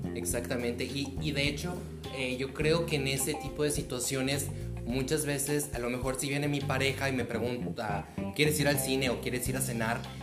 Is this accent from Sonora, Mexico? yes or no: yes; Cananea, Sonora, Mexico; Yo soy oriundo de Cananea, Sonora